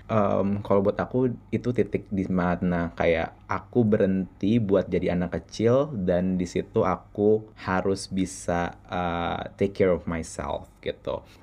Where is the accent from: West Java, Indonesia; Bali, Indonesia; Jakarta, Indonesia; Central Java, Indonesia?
Jakarta, Indonesia; masa kecil aku uh, ya uh, lahir di Jakarta um, dan dari keluarga yang cukup berkecukupan